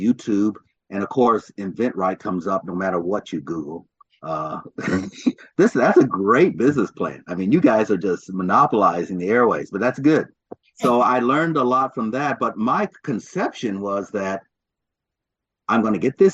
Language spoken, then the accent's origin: English; Louisville, Kentucky, United States; moved away as an adult; also born or lived in Chicago, Illinois / Ithaca, New York / Ann Arbor, Michigan / Detroit, Michigan; I was born in Chicago, grew up in Louisville, Kentucky